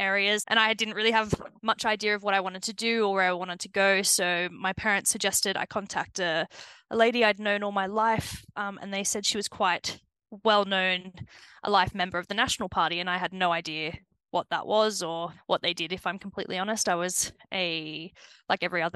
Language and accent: English; Rydal, New South Wales, Australia; accent: Antipodean; moved away as an adult; now in Aberdeenshire, United Kingdom; I am originally from central western New South Wales. So it's a very, very small town in the middle of nowhere.